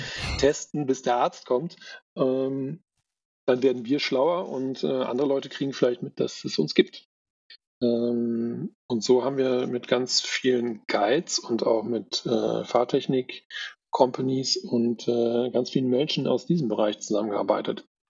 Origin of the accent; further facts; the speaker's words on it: Bonn, North Rhine-Westphalia, Germany; moved away; ich komme ja eigentlich aus NRW, aus Bonn